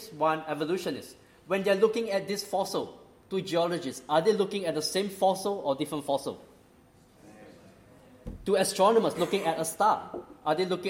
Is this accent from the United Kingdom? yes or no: no; Singapore; moved away; also born or lived in Australia; I grew up in Singapore.